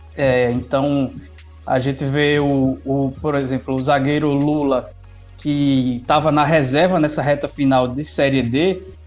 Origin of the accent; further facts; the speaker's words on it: Paraíba, Brazil; Eu sou da Paraíba